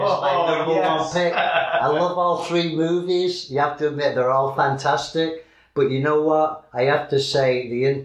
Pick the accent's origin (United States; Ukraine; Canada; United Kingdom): United Kingdom; England; being English